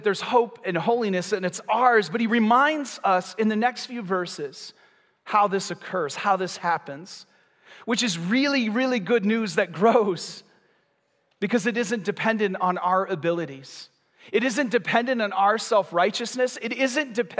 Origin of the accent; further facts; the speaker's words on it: Michigan, United States; moved away as an adult; now in Florida, United States; When we moved to Florida, I'm from Michigan, we have basements, we have garages